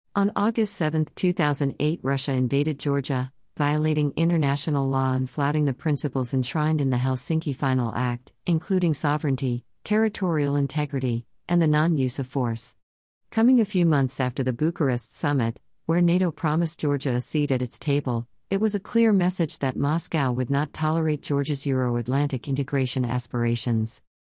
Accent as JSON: {"language": "English", "country": "India", "said": "As an Indian"}